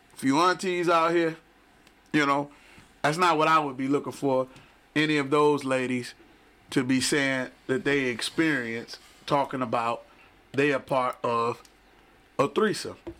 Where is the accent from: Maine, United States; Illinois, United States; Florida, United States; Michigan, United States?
Michigan, United States; Detroit; I'm from Detroit, mm. Michigan